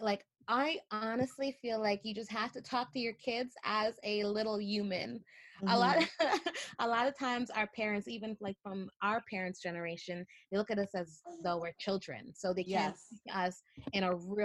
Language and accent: English; Toronto, Ontario, Canada; moved away as an adult; I grew up in Toronto, love Toronto